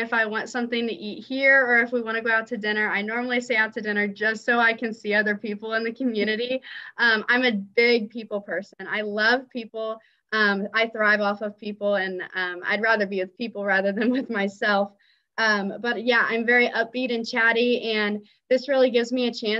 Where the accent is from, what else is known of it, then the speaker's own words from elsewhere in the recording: Greenfield, Indiana, United States; I'm actually from Greenfield, Indiana, which is about 30 minutes east of Indianapolis